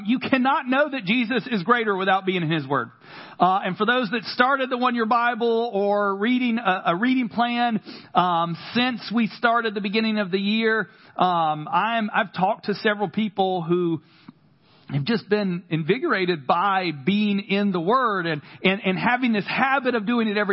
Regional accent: Carthage, North Carolina, United States; accent: country; Every now and again, my country accent comes out. From Carthage, North Carolina

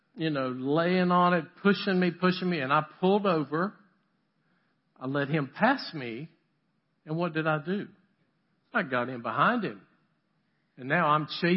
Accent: the South, United States; also born or lived in Boston, Massachusetts; I'm from the South

